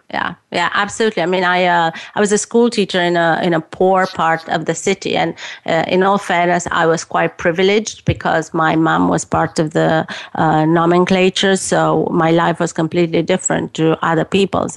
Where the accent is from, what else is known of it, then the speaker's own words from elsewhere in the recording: Romania; moved away as an adult; I was growing up in Romania